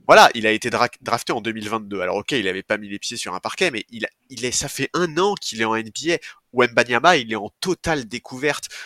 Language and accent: French; France; en tant que Français